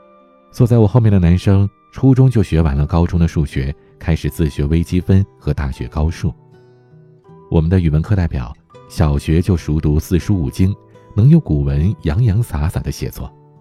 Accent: Beijing, China; 我是一个土生土长的北京孩子，小的时候在家门口一所普通的小学，真的是无忧无虑、天真烂漫，玩了整整六年。

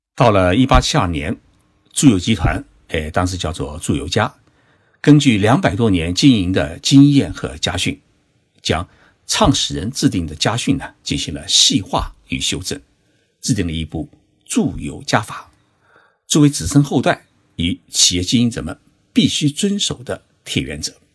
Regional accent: Zhoushan, Zhejiang, China; moved away; 在我的老家浙江省舟山市参加两会

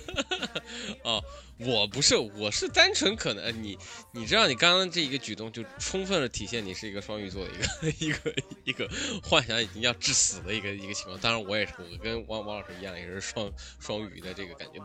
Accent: China; 在一个我们是中国的高中

